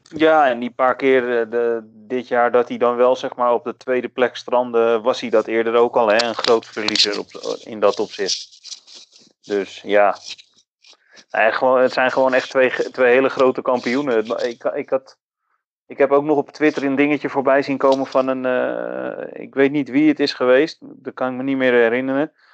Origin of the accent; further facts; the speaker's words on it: Netherlands; als Nederlander